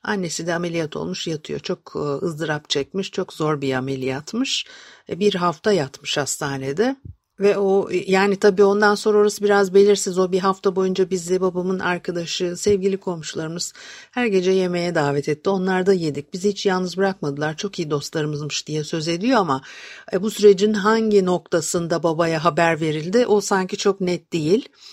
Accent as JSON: {"language": "Turkish", "region": "Istanbul", "country": "Turkey", "tie": "born or raised there", "said": "ben de Etiler'de büyüdüm"}